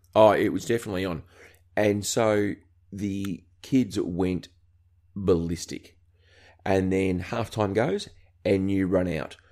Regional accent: Australia; accent: Aussie; being an Australian

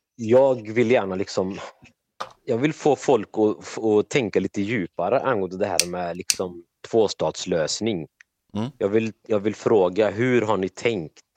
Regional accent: Trollhättan, Västra Götaland, Sweden; född och uppvuxen i Trollhättan i Sverige

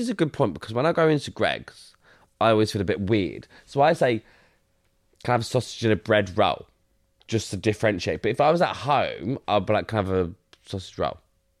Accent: the south of England, United Kingdom; now in Manchester, United Kingdom; I'm just a southerner that just lives here.

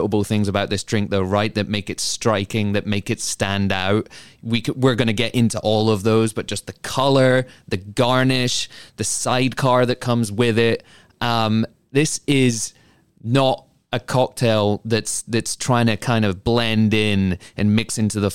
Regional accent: United Kingdom; now in United States; as a British transplant

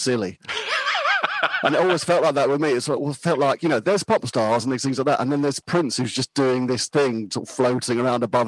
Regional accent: Cheam, London, United Kingdom; also born or lived in Kingston upon Thames; I was born in Cheam, in the borough of Sutton, in sort of South London, north part of Surrey.

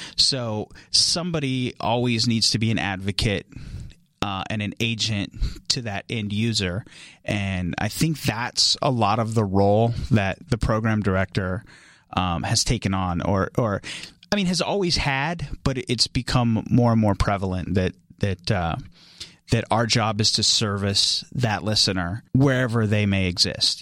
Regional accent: Atwater, California, United States; moved away as an adult; also born or lived in Tucson, Arizona; I am from a very small town in California called Atwater, California. Uh, that's where I grew up.

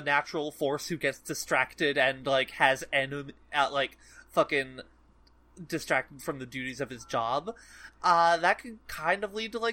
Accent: United States; as an American

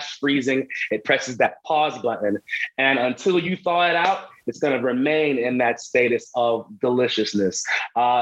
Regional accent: New Jersey, United States; Growing up in New Jersey

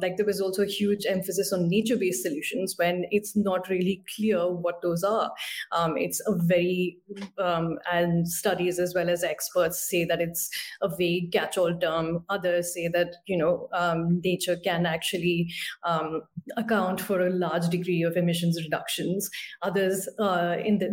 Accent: India; I'm from India

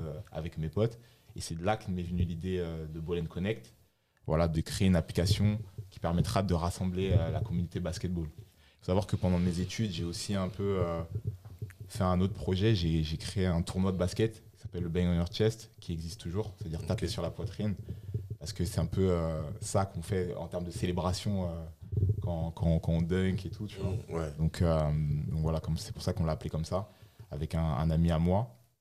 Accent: Bordeaux, Nouvelle-Aquitaine, France; moved away as an adult; also born or lived in Laval; now in Paris, France; je suis originaire de Laval. J'ai vécu toute mon enfance à, Bordeaux et ça fait trois ans que je suis sur Paris.

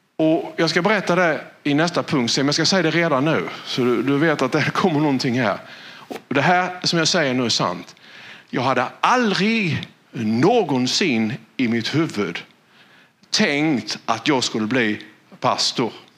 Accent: Valje, Blekinge, Sweden; jag är född i Valje. Och det är ju ett av de minsta samhällena i världen.

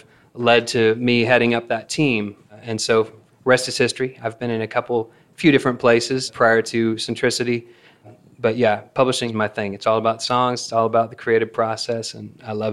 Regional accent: Salem, Oregon, United States; moved away as an adult; now in Nashville, United States; I grew up in Salem, Oregon, which is a hotbed of music

